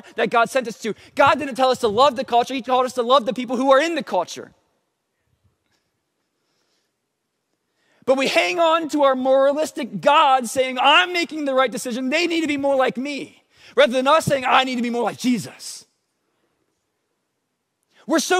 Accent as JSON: {"language": "English", "country": "United States", "said": "many of us as American Christians"}